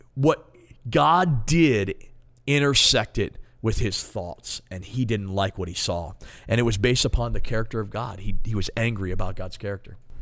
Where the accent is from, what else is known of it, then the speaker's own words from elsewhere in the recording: Maryland, United States; moved away as an adult; now in Ohio, United States; I'm from Maryland, born and raised, been in Ohio for four years.